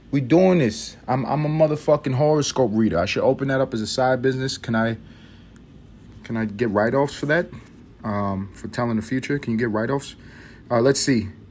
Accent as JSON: {"language": "English", "country": "United States", "said": "I'm an American"}